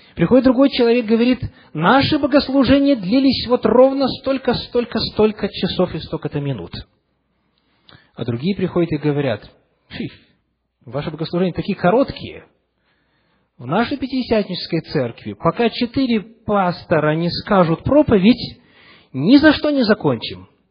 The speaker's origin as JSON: {"language": "Russian", "area": "Western Ukraine", "region": "Chernivtsi Oblast", "country": "Ukraine", "tie": "born or raised there", "also_born_or_lived": "Russia / Seattle", "moved": "yes", "said": "Когда я рос в церкви на Западной Украине, в Черновицкой области"}